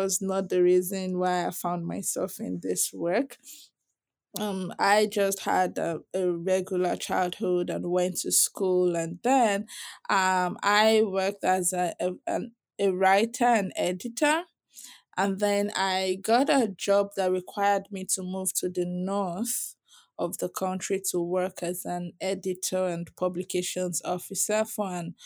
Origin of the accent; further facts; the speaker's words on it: Southwest Nigeria, Nigeria; I grew up in Nigeria. I was born and raised in Nigeria. And I was born in the South also. But the South is, especially the Southwest where I grew up